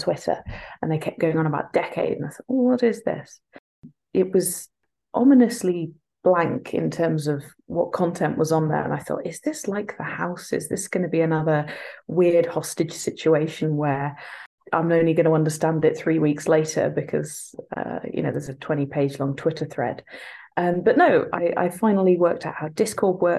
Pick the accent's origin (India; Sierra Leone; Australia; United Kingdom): United Kingdom; England; now in Scotland; I'm from England. I've moved to Scotland and they have grudgingly accepted me.